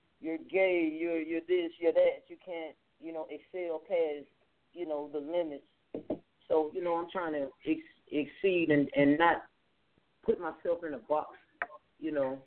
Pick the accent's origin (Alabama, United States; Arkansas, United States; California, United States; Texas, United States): Arkansas, United States; Little Rock; I am from Little Rock and it is a smaller inner city with so much violence